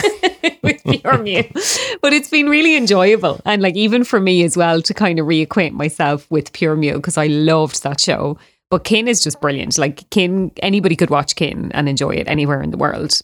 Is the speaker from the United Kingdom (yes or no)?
no; Ireland; also born or lived in Australia; me as an Irish person